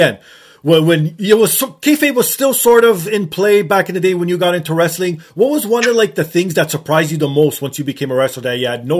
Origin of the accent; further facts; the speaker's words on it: Canada; being Canadian